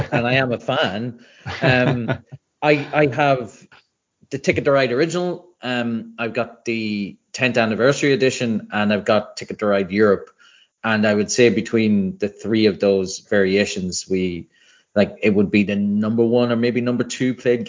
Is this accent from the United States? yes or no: no; Ireland; I grew up in Ireland where there isn't much of a board game scene